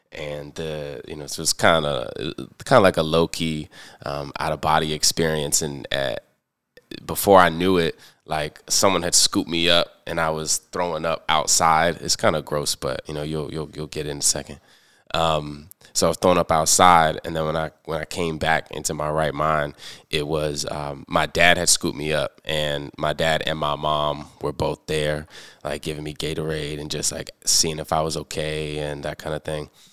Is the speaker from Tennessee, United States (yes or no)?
no; Prince George's County, Maryland, United States; moved away as an adult; also born or lived in Washington, D.C. / Chicago; now in Baltimore, United States; I was born in Washington, D C, raised in Prince George's County